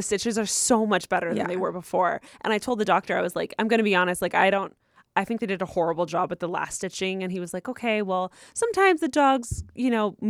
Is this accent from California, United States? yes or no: yes; Rancho Cucamonga, California, United States; For context, I'm from Rancho Cucamonga over in the IE.